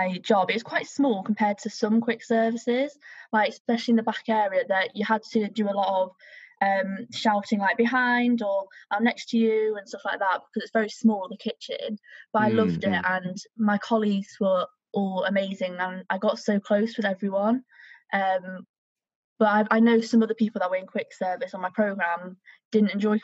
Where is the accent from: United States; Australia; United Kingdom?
United Kingdom; as a British person